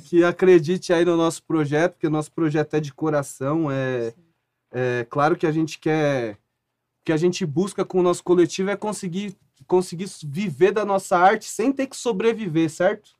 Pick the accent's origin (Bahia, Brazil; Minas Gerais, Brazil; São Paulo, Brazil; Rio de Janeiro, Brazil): São Paulo, Brazil; Jundiaí; Eu sou de Jundiaí, interior